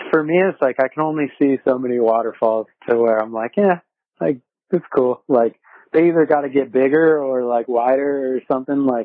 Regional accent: New Jersey, United States; now in Laguna Beach, United States; I live in Laguna Beach. I'm from New Jersey though.

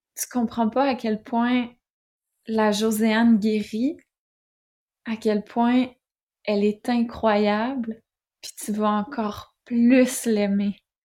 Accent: Quebec, Canada; accent: Québécois; moved away as an adult; now in France; vous l'entendez peut-être à mon accent. Je suis québécoise

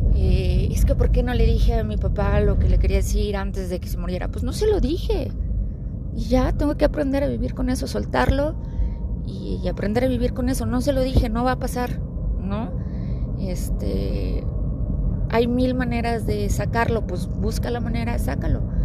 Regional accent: Mexico City, Mexico; now in Aguascalientes, Mexico; ya que vivimos en Aguascalientes, pero crecimos en Ciudad de México

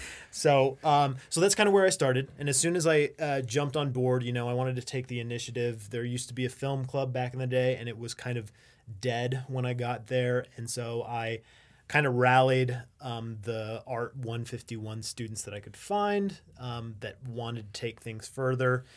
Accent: Las Vegas, Nevada, United States; now in Reno, United States; I'm originally from Las Vegas

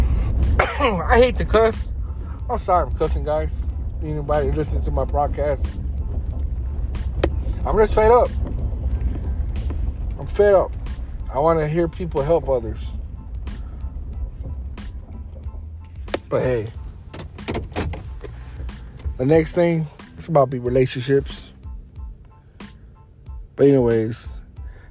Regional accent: Houston, Texas, United States; I come from Houston. Screwston. Greenspoint. Third Ward. South side of Houston. I grew up all parts of Houston.

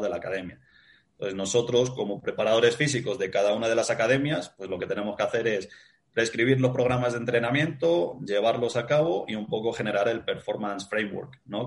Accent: Spain

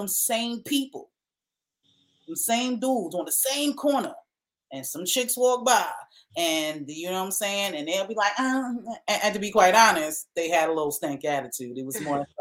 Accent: New York, United States; I'm from New York

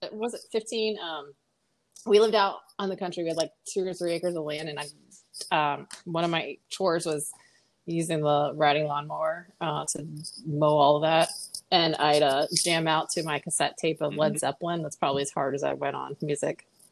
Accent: Pennsylvania, United States; moved away; also born or lived in Texas; I grew up in Pennsylvania

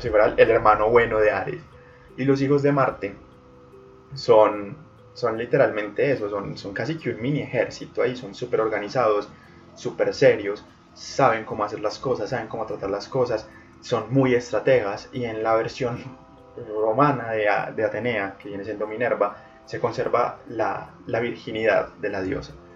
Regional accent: Colombia; en Colombia, centrémonos en mi país, en mi región

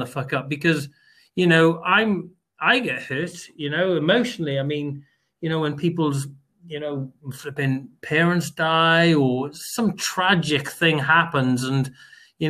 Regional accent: United Kingdom; even us as British people, what we've been born into is absolutely unbelievable.

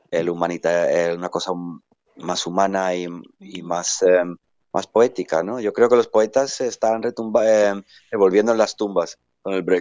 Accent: Gibraltar; Definitivamente mi tierra, mis raíces es Gibraltar, ahí es donde entiendo el idioma, entiendo el lenguaje

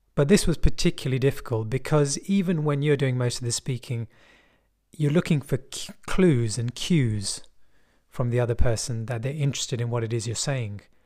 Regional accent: London, United Kingdom; I'm from West London. And people in West London speak like this. there isn't really a heavy accent

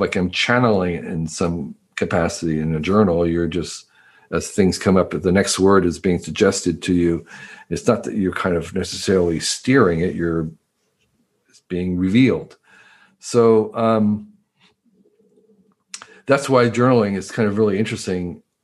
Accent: United States; moved away as an adult; also born or lived in Taiwan; I grew up in the East Coast, suburb of New York City.

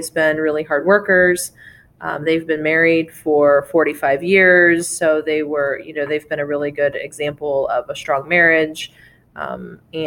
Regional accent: Urbana, Ohio, United States; also born or lived in Springfield, Ohio; I grew up in Urbana, so I think just kind of growing up in a small town

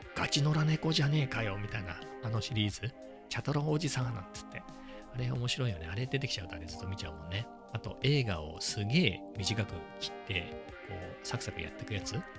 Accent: Ibaraki, Japan; 地元、本当の田舎の茨城で言えば、遅いなっていうところです

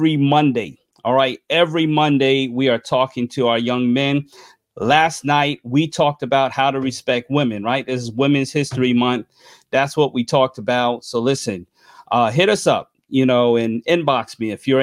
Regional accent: New York, United States; my home state, New York

